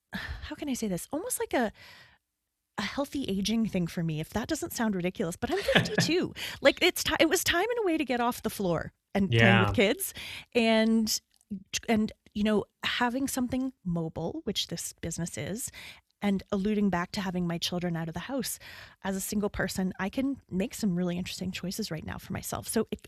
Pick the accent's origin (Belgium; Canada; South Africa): Canada; … identifies as a Canadian. I lead with that. I identify, yes. If my accent isn't the biggest giveaway